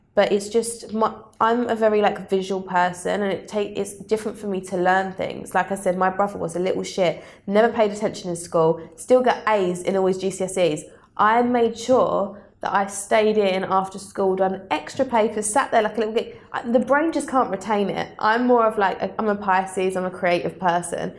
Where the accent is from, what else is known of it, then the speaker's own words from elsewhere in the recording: Southend-on-Sea, East of England, United Kingdom; I grew up in Southend